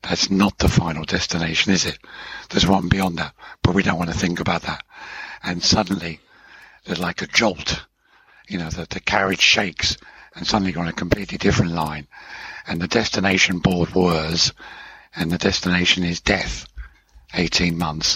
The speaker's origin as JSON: {"language": "English", "town": "Hemel Hempstead", "region": "East of England", "country": "United Kingdom", "tie": "born or raised there", "also_born_or_lived": "Switzerland", "moved": "as an adult", "said": "I grew up in Hemel Hempstead, which ends Watford, which was the town my father was in."}